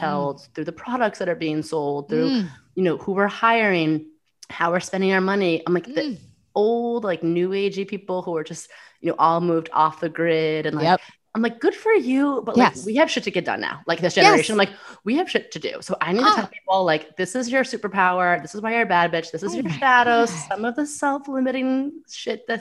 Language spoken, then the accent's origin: English; New York City, New York, United States; I'm a New Yorker